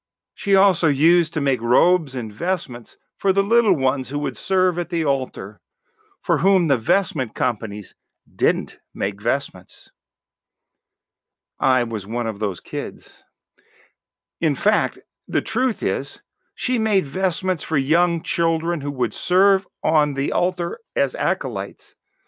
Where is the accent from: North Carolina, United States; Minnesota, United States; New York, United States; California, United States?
New York, United States; Buffalo; In my home parish where I grew up in Buffalo, New York